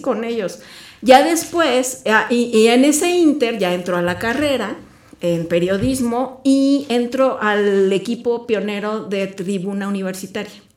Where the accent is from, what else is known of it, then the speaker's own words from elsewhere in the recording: Mexico City, Mexico; now in Querétaro, Mexico; yo crecí en la Ciudad de México.